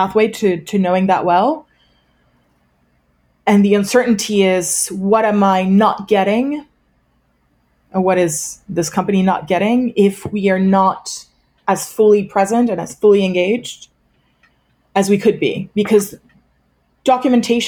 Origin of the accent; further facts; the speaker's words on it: France; moved away; also born or lived in United States; I am French originally